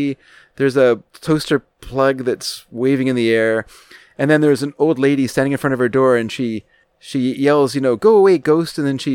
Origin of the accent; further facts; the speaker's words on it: Canada; As a Canadian, I consider myself a quarter Irish